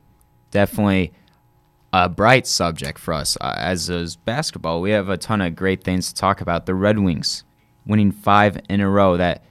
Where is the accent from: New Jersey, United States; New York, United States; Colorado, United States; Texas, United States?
New York, United States; just because I'm kind of from New York, a little biased.